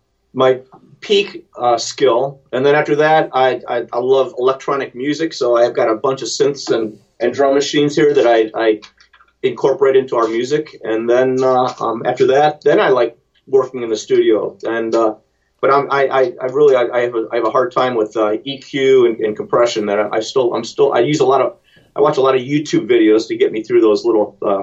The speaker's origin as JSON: {"language": "English", "town": "Cleveland", "region": "Ohio", "country": "United States", "said": "Cleveland. I'm from Cleveland."}